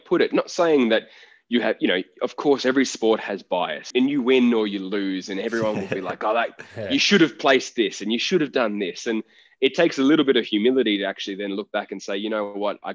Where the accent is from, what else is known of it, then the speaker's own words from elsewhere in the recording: Gold Coast, Queensland, Australia; I grew up on the Gold Coast.